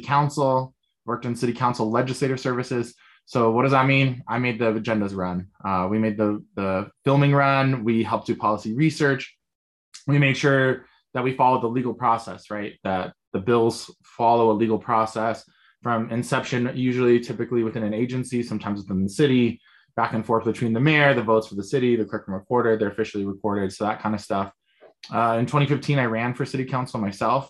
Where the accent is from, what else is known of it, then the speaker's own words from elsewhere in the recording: Denver, Colorado, United States; I am from Denver, Colorado